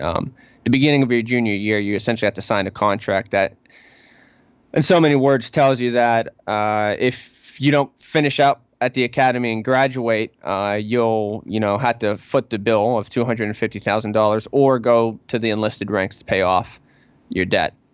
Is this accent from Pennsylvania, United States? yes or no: yes; Pittsburgh, Pennsylvania, United States; I am from Pittsburgh, of course, the Pittsburgh area